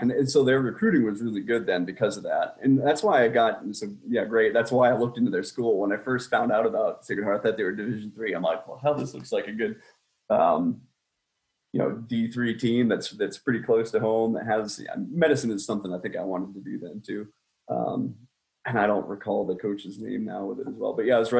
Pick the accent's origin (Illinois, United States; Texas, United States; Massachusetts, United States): Massachusetts, United States; Boston; accent: Boston; So I've lost my accent. I went to school again in Connecticut in the military. They beat you up pretty bad for having that Boston accent.